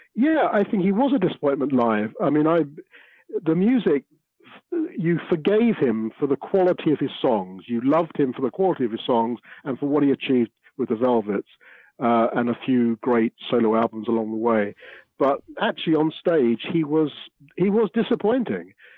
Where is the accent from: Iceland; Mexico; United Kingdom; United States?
United Kingdom; London; born or raised there